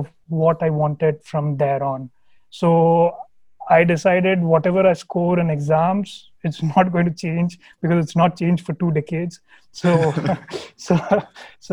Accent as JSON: {"language": "English", "town": "Hyderabad", "region": "Telangana", "country": "India", "moved": "yes", "said": "I am from Hyderabad. Absolutely love that city. I was the first child to my parents"}